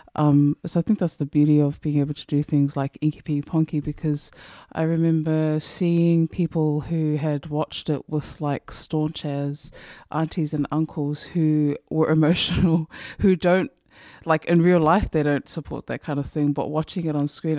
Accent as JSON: {"language": "English", "country": "New Zealand", "said": "I, as a New Zealand who went to Samoa, they seemed to know that I was from New Zealand"}